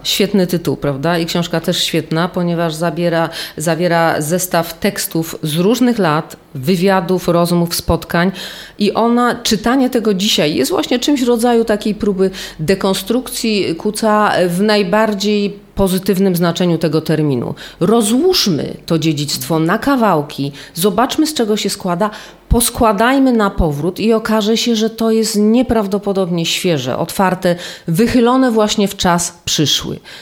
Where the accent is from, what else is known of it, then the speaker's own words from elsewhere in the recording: Silesian Voivodeship, Poland; ja jestem stąd. Mój dziadek był powstańcem śląskim